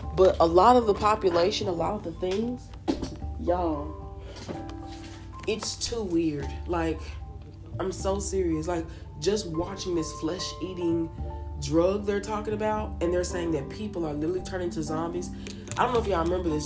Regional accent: United States; a person that was born and raised in America

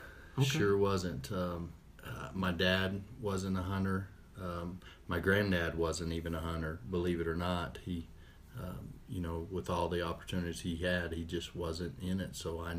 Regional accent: Clovis, New Mexico, United States; Well, I grew up in Clovis, New Mexico is where I was born, and all through high school.

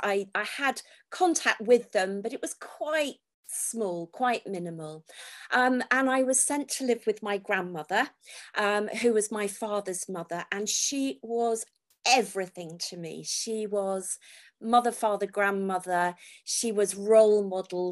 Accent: Falmouth, South West England, United Kingdom; also born or lived in Redruth, Cornwall; I was born in Redruth in Cornwall, but my parents actually lived in Falmouth.

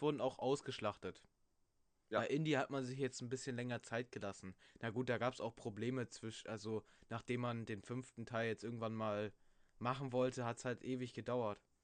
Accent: Germany; Bei uns in Deutschland

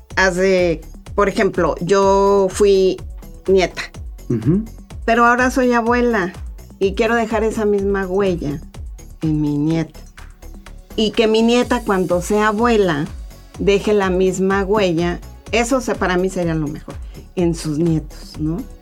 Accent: Mexico City, Mexico; moved away; la Ciudad de México porque ahí es donde yo soy chilanga, como dijeran por acá

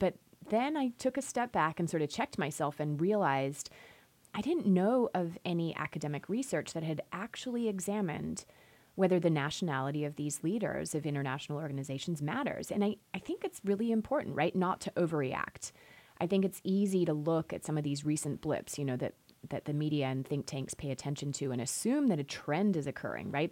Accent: Australia; moved away as an adult; also born or lived in Chicago; now in United States; I'm originally from Australia

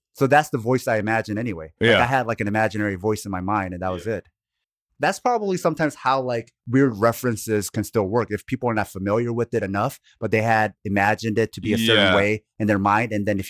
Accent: Oregon, United States; especially like I grew up in Oregon for a little bit, all the potheads were like lefty hippies.

